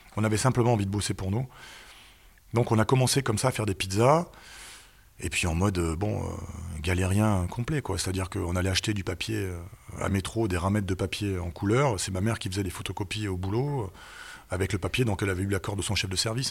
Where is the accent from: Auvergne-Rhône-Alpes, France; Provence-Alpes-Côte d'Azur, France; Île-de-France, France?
Provence-Alpes-Côte d'Azur, France; Nice; also born or lived in Paris / England; je suis né à Nice en 1979